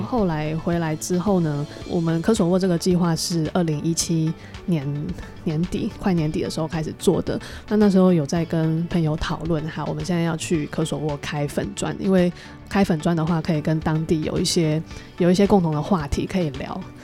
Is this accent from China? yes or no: no; Taiwan; 当我们身为台湾人